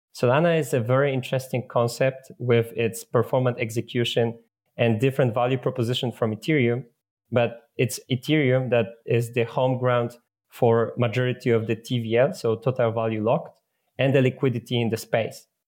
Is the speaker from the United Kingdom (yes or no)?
no; Poland; I come from Poland